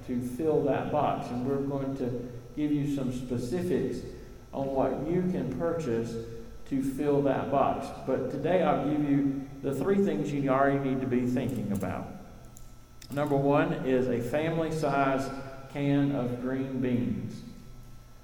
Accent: Eastern North Carolina, United States; I grew up in Eastern North Carolina.

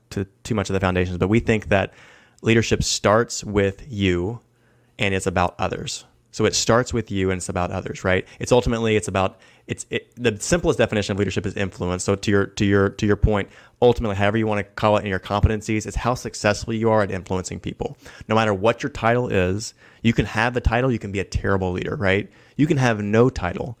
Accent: the South, United States; I'm from the South

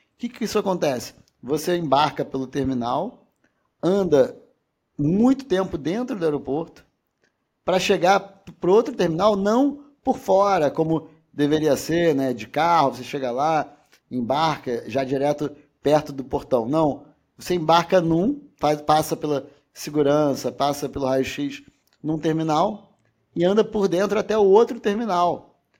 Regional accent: Rio de Janeiro, Brazil; Eu sou carioca, fluminense, não torcedor do Fluminense, mas é, quem é do estado do Rio de Janeiro.

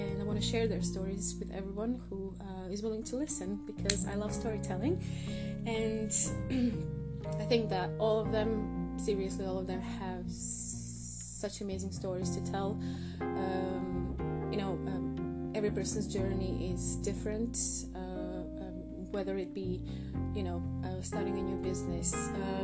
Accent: Croatia; now in United Kingdom; I'm in the UK, and I'm originally from Croatia

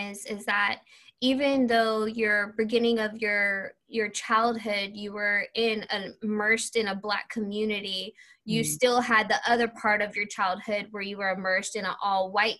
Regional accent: Texas, United States; because I'm from Texas, right?

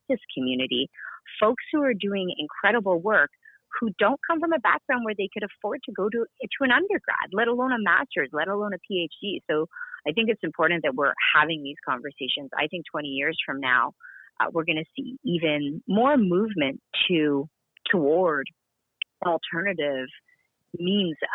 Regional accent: Canada; I'm from Canada where, you know, physical health care is accessible to us

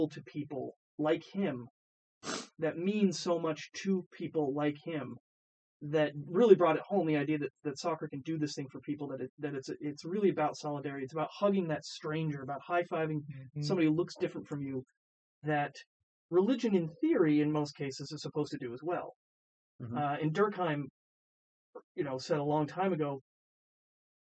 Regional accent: Vermont, United States; also born or lived in Boulder, Colorado; now in Charlottesville, United States; I grew up in I grew up in Vermont.

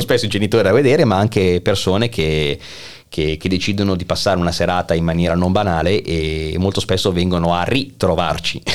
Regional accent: Milan, Lombardy, Italy; moved away as an adult; now in Kraków, Poland; essendo nato a Milano, quindi essendo un lombardo

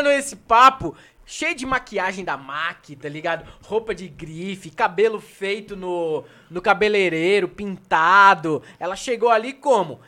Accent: São Paulo, Brazil; eu não cresci em favela, mas eu cresci na cidade líder, na Zona Leste

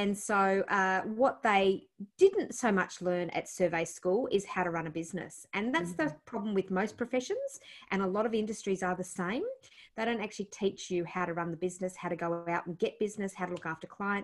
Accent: Blue Mountains, New South Wales, Australia; also born or lived in Penrith / Blaxland / Hartley / Cranebrook; we grew up mostly in the Blue Mountains. Born Nepean Hospital.

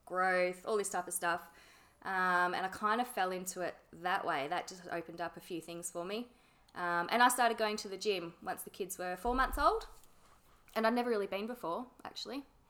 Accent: Yarrawonga, Victoria, Australia; I grew up in a place called Yarrawonga

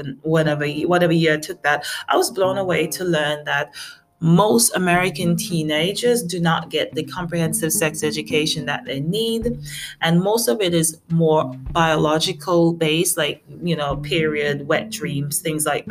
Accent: St. Vincent & Grenadines; moved away; also born or lived in America; I'm from a tiny, tiny island. You could call it St. Vincent and the Grenadines. And my mom, she's British. And I spent a lot of my childhood there.

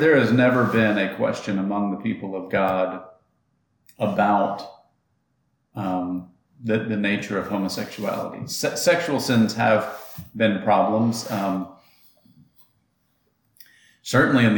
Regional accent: Atlanta, Georgia, United States; I grew up in Atlanta

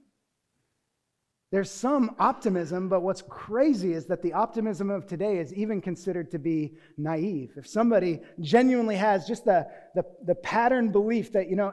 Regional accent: Newbury Park, California, United States; also born or lived in Deerfield, Illinois; I did not grow up in a cold environment. I grew up here in Newbury Park

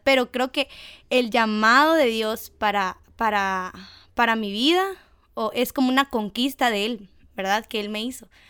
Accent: Guatemala; de Guate

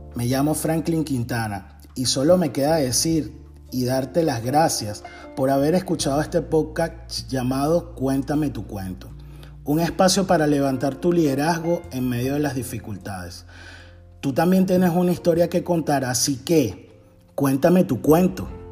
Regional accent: Venezuela; now in Tennessee, United States; soy venezolano, actualmente vivo en Tennessee, Estados Unidos

